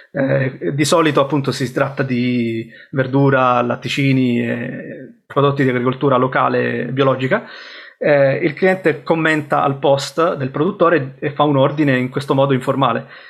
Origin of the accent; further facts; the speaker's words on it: Sicily, Italy; moved away as an adult; also born or lived in Rome / Bristol; now in United Kingdom; sono cresciuto in Sicilia e poi a 18 anni sono um, andato a Roma